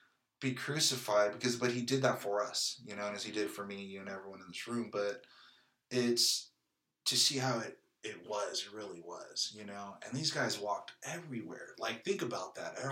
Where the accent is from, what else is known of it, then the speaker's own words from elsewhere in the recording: San Jose, California, United States; now in Kansas City, United States; I was born in 83, you know, 1983, East Side, San Jose, California, in the hood